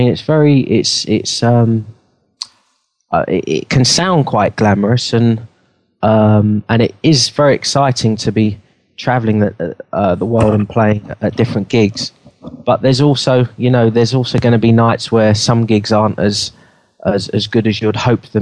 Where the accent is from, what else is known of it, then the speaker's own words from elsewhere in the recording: London, United Kingdom; I grew up in London.